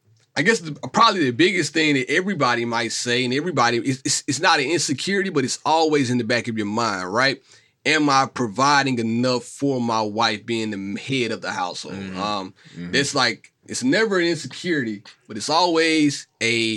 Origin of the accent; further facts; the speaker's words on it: Mississippi, United States; moved away as an adult; now in Chicago, United States; I'm from Mississippi